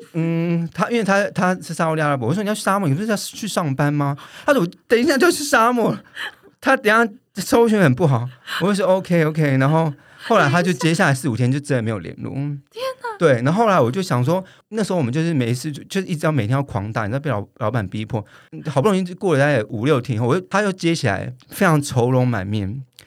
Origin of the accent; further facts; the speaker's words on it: Taiwan; 我们台湾人